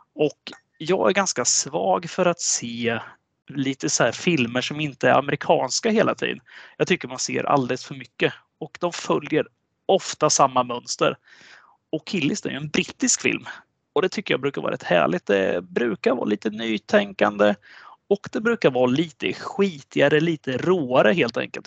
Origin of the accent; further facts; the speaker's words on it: Sweden; vi svenskar